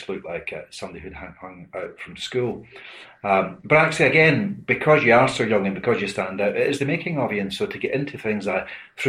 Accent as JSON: {"language": "English", "town": "Glasgow", "region": "Scotland", "country": "United Kingdom", "tie": "born or raised there", "said": "I was born in October 1955 in a little Scottish fishing village called Glasgow"}